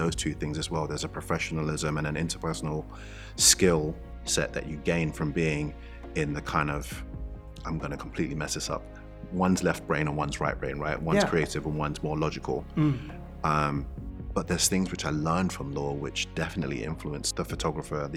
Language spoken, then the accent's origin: English; London, United Kingdom; growing up in East London, in the area in which I grew up